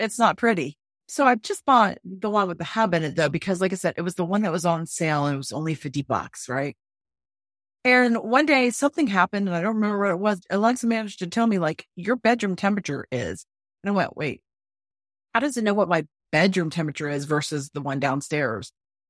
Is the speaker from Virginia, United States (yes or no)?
no; North Florida, United States; moved away; I grew up in Florida, and I know there, but North Florida.